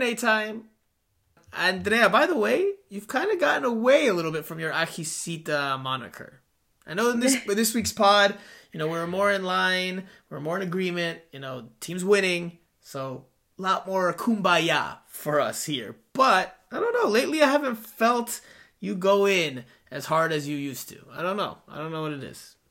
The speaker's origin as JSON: {"language": "English", "region": "South Florida", "country": "United States", "tie": "born or raised there", "also_born_or_lived": "New Jersey", "said": "I'm a South Florida guy"}